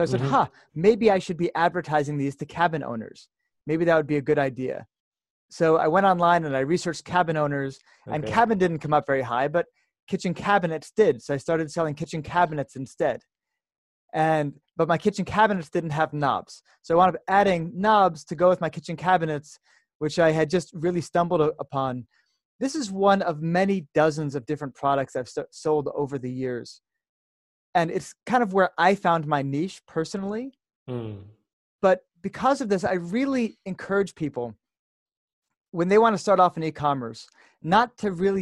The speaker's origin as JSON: {"language": "English", "country": "United States", "moved": "as an adult", "lives_now": "Jerusalem, Israel", "said": "I'm having this call right now from Jerusalem, Israel, even though I'm from America"}